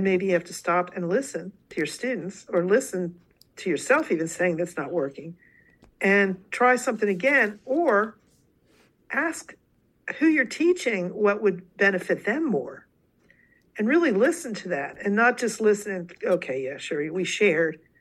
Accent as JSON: {"language": "English", "region": "Delaware", "country": "United States", "tie": "born or raised there", "said": "I actually was born and raised in Delaware, so I've lived here practically all my life"}